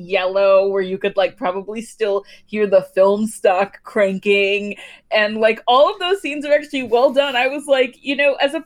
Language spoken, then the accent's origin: English; Georgia, United States; I am from Georgia